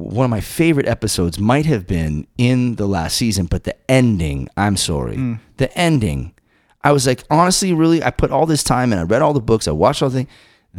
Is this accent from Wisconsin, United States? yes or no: no; Massachusetts, United States; I too benefited from a pretty robust music program in this little town that I grew up in Massachusetts.